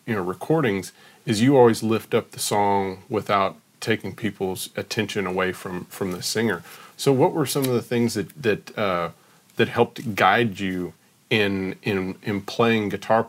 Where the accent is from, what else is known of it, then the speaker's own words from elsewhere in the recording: Texas, United States; growing up in Texas